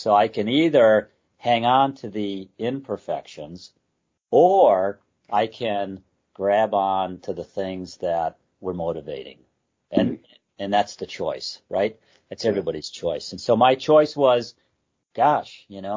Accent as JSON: {"language": "English", "town": "Detroit", "region": "Michigan", "country": "United States", "tie": "born or raised there", "said": "I grew up in the Detroit area."}